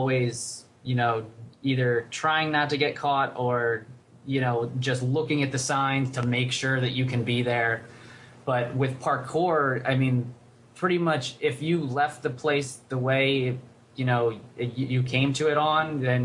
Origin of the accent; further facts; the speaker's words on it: Reading, Pennsylvania, United States; moved away as an adult; also born or lived in Rochester; I grew up in outside of Philadelphia, a place called Reading, Pennsylvania